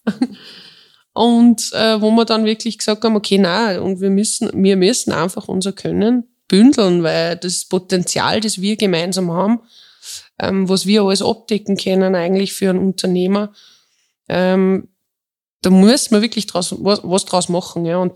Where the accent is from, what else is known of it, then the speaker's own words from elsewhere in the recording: Tyrol, Austria; born there; bin äh, eine gebürtige Tirolerin